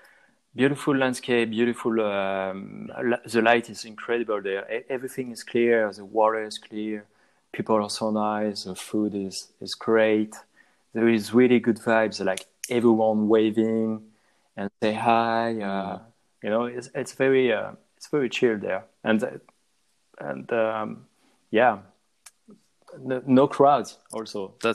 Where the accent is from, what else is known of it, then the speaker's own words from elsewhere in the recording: Tahiti, French Polynesia; English is a second language; also born or lived in Southeast France / Brittany; now in Biarritz, France; So I'm born in French Polynesia, so I grew up there in Tahiti, and then with my parents we moved back in France and live in southeast of France, in Mediterranean.